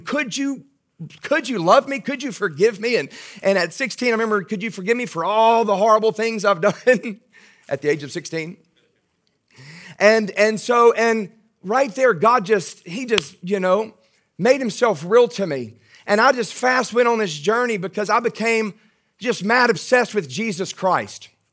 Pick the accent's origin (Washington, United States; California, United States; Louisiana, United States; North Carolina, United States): Louisiana, United States; Baton Rouge; accent: Southern; I am from Baton Rouge. That's my hometown, born and raised in Baton Rouge.